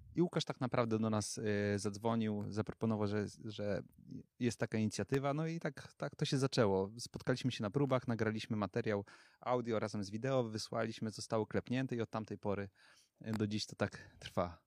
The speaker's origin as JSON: {"language": "Polish", "town": "Wrocław", "region": "Lower Silesian Voivodeship", "country": "Poland", "said": "my jesteśmy z Wrocławia"}